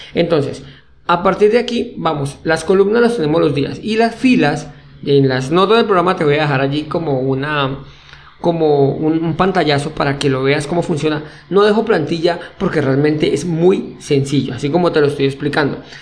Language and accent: Spanish; Colombia; soy colombiano